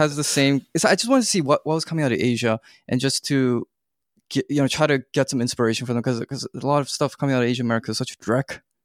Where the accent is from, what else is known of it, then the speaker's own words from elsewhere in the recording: Canada; moved away as an adult; also born or lived in United States / South Korea; I was born and raised in Canada